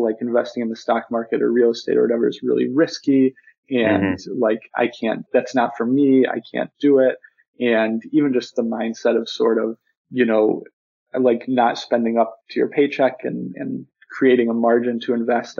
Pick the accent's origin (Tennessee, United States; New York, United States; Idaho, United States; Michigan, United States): New York, United States; Buffalo; moved away as an adult; I'm originally from Buffalo, New York, and that's where I just moved back